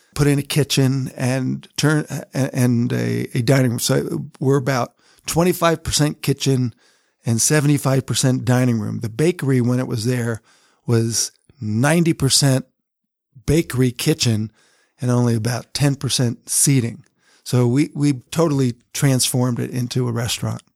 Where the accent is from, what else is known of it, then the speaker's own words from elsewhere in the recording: Colonia, New Jersey, United States; moved away as an adult; also born or lived in Newark, New Jersey / London / Atlanta; now in Salt Lake City, United States; I grew up in Colonia, New Jersey